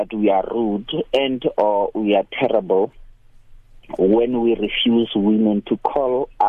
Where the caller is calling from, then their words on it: North West, South Africa; I'm well. Look, I'm calling from the Northwest Province.